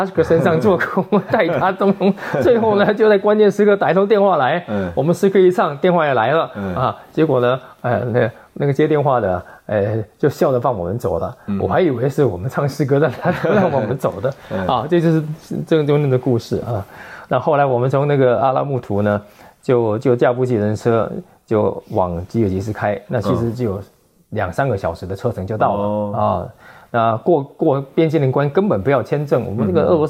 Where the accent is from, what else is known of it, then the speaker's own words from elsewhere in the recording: Pingtung, Pingtung County, Taiwan; moved away; 屏东是我的老家